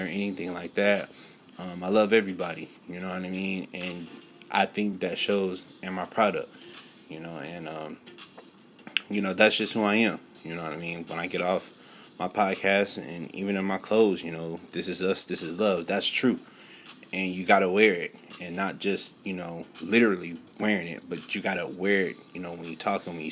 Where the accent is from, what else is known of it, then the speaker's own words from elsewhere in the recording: California, South Carolina, United States; growing up in California and also growing up here in South Carolina